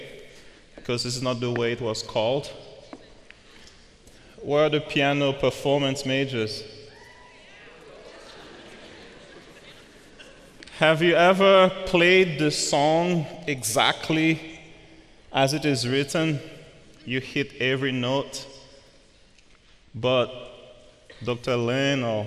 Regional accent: Haiti; moved away; I'm from Haiti

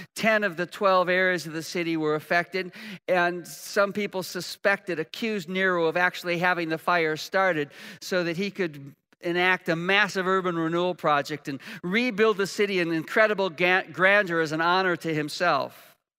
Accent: United States; We're Americans

